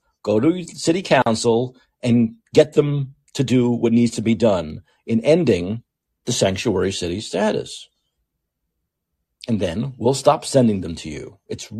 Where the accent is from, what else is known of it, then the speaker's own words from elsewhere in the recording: San Francisco, California, United States; this next story goes into more of this urban blight here in my hometown of San Francisco.